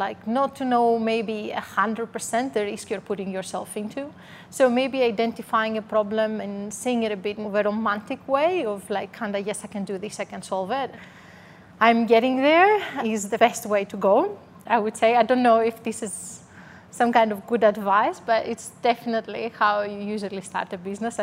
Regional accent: Greece; English is a second language; moved away as an adult; now in Melbourne, Australia; I'm originally from Greece, so you can hear a strong accent.

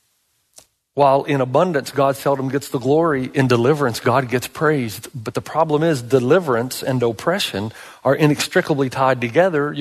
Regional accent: United States; I love this country

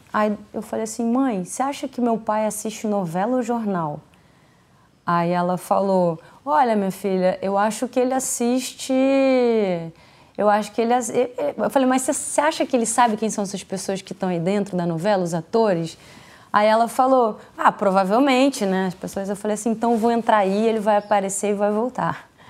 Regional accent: Paraty, Rio de Janeiro, Brazil; moved away; eu vim de Paraty, né, uma cidade pequena

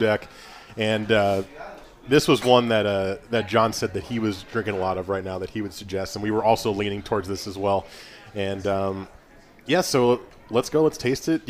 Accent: United States; I am an American.

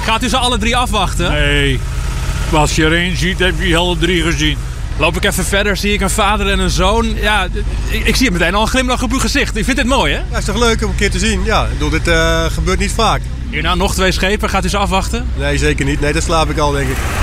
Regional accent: Rotterdam, South Holland, Netherlands; ik ben Rotterdammer

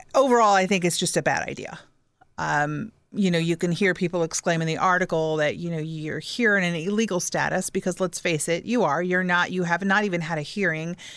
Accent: Fort Wayne, Indiana, United States; parents moved here. They love this community. We stayed. I stayed. I didn't move

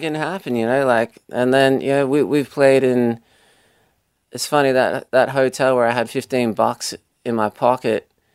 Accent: Australia; Being Australian

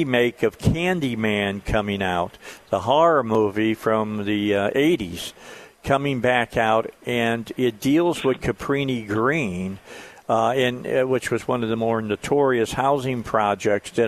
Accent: Northwest Indiana, United States; I grew up in Northwest Indiana

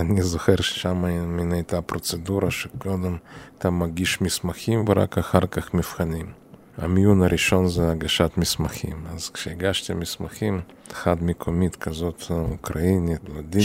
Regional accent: Chisinau, Moldova; moved away as an adult; now in Israel; נולדתי בעיר קישינב, עיר ההריגה, והייתה שם אוכלוסייה יהודית יחסית גדולה

